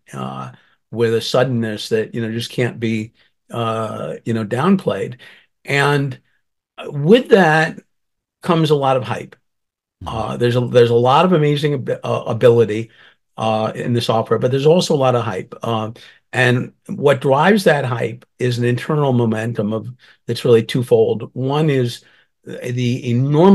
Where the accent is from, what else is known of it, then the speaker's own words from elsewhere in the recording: Northeast, United States; now in Los Angeles, United States; I grew up in the Northeast and fled frigid winters and humid summers